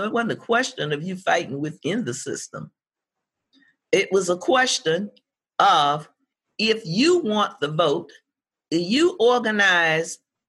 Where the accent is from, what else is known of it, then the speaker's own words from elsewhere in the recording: the South, United States; the South that I grew up in part, I grew up in Jim Crow segregated America.